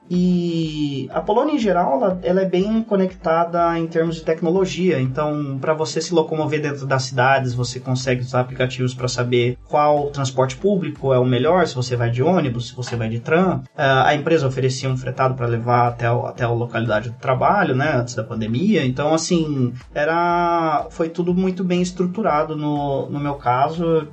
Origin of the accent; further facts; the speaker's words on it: São Roque, São Paulo, Brazil; moved away as an adult; now in Kraków, Poland; eu sou da região do interior de São Paulo, né? Originalmente eu nasci em São Roque, é ali 60 quilômetros de, de São Paulo